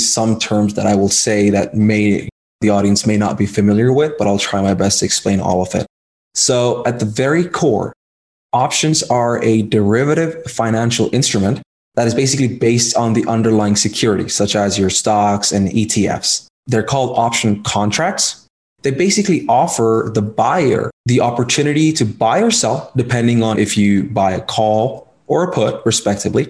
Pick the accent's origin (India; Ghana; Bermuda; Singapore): India; moved away as an adult; now in United States; I was born in India. I came to the US back in 2015